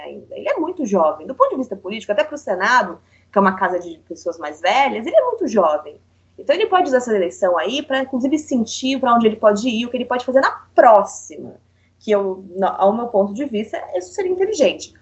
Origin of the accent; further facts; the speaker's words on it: São Paulo, Brazil; sou paulista